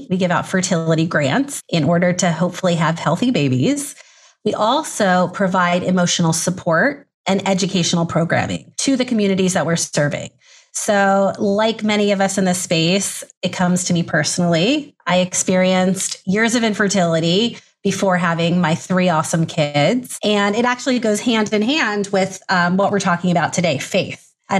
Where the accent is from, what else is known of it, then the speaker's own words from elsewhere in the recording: United States; accent: American; also born or lived in Israel / Atlanta, Georgia; Clearly you hear in my voice, I'm American. I live right now in Atlanta, Georgia, but my father's Israeli. I grew up going to Jewish day school